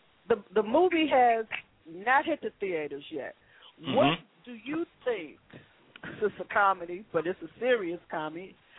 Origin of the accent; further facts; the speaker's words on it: Chicago, Illinois, United States; I'm a Chicagoan.